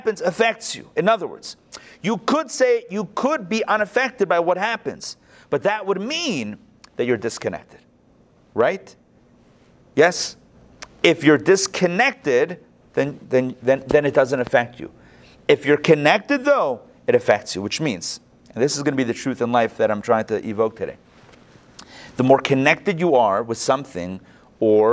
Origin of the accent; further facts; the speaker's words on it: Pittsburgh, Pennsylvania, United States; moved away; I grew up in Pittsburgh